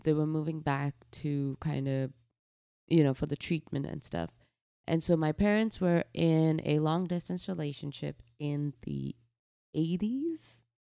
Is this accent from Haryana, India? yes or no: yes; Faridabad, Haryana, India; also born or lived in New Delhi; now in United States; we moved to a city called Faridabad, which is about an hour, uh, from New Delhi. Um, and this is basically where I grew up